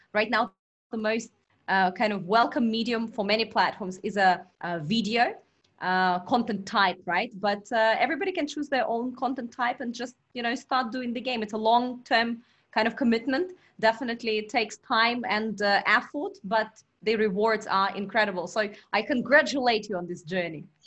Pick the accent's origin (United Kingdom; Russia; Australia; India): Russia; Vladivostok, Primorsky Krai; born or raised there; moved away as an adult; also born or lived in China